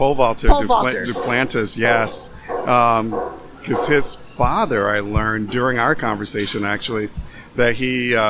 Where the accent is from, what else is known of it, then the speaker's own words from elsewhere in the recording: the South, United States; now in Madison, United States; I came from the South to Madison, Wisconsin, completely different culture, not knowing anyone.